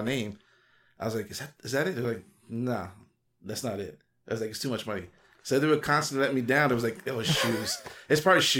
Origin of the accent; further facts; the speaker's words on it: New York City, New York, United States; I am from the East Coast